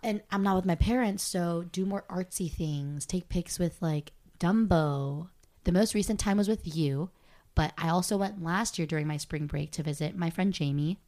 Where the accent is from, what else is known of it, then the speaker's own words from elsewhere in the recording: Torrance, California, United States; moved away; I was from Torrance